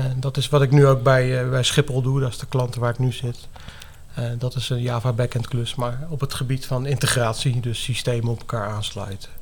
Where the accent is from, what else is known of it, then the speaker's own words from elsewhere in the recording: The Hague, South Holland, Netherlands; moved away as an adult; now in Zeeland, Netherlands; Ik ben dus geboren en getogen in Den Haag. Ik heb daar best lang gewoond. 25 plus jaar, denk ik zeker wel